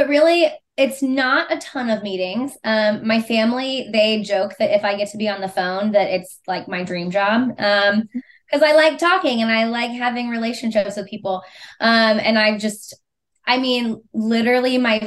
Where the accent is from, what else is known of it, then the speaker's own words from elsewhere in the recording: Missouri, United States; I was born and raised in Missouri. I lived outside of the state for 5 months, one time in college on an internship.